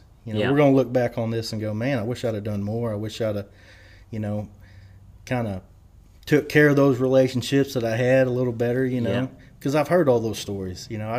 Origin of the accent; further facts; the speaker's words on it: Lubbock, Texas, United States; I'm from Lubbock. I live in Lubbock, But after a while, it's like, no, I am from that part of the world, and I'm proud to be from there.